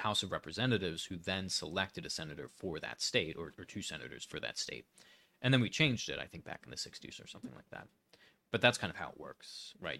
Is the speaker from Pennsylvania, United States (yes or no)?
yes; Pennsylvania, United States; I'm from Pennsylvania